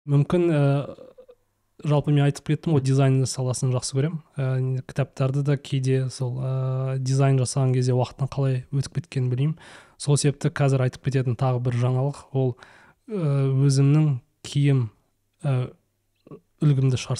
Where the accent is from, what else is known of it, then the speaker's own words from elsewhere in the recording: Kazakhstan; moved away as an adult; now in Malaysia; енді түбінде әрине қазақстанға қайтамыз ғой барлығымыз